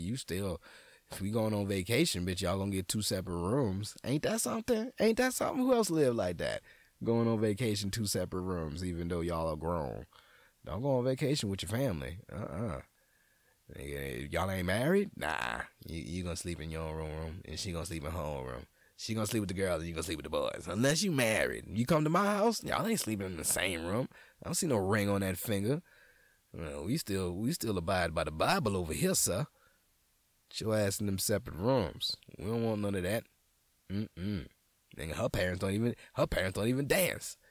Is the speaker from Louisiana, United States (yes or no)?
yes; New Orleans, Louisiana, United States; moved away; I'm a nigga from New Orleans